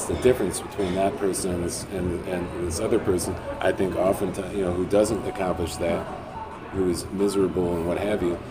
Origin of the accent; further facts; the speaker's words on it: Chicago, Illinois, United States; also born or lived in Wisconsin / New Mexico; I did that being from Chicago, going to other places too. I lived in Wisconsin, I lived in New Mexico. In both places, I'm from Chicago